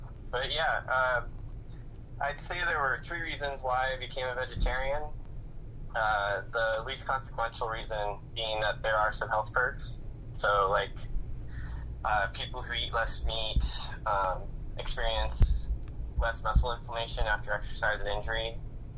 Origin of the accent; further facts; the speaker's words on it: United States; now in Southern California, United States; I grew up in Clark County, and now I live in Southern California